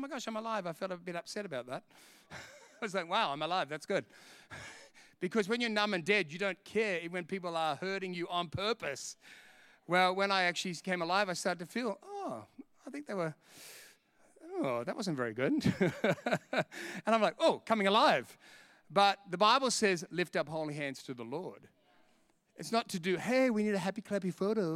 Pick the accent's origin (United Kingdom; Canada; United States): United Kingdom; England; I'm English. I speak English anyway.